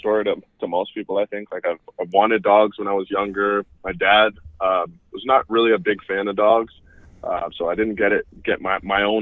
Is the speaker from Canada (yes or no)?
yes; Canada; moved away as an adult; also born or lived in Florida, United States; I grew up in Canada. I moved to Florida in 2006.